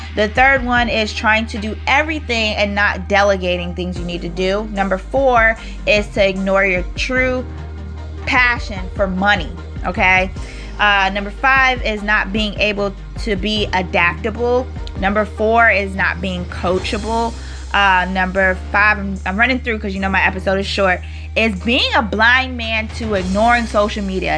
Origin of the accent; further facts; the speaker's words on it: New York, United States; I'm from New York